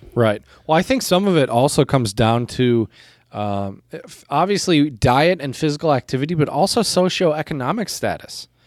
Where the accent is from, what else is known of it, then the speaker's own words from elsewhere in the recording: United States; in the U S, we are not the type of culture